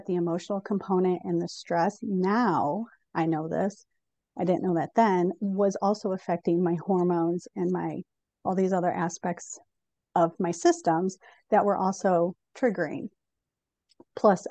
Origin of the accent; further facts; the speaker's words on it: Chicago, Illinois, United States; also born or lived in Colorado; now in Northwest Arkansas, United States; I was from Chicago, lived in Colorado, and we ended up in Arkansas